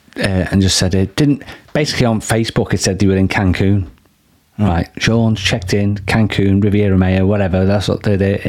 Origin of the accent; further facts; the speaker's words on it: United Kingdom; Call it ice hockey because we're British.